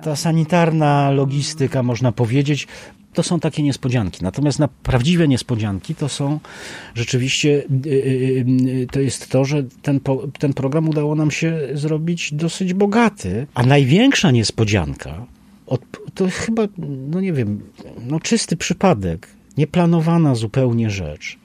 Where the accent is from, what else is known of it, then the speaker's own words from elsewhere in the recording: Bielsko-Biała, Silesian Voivodeship, Poland; ja jestem z Bielska Białej